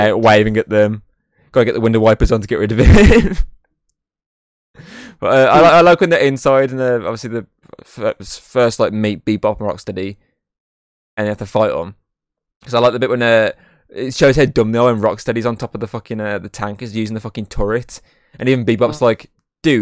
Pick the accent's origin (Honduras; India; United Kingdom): United Kingdom; England; we're English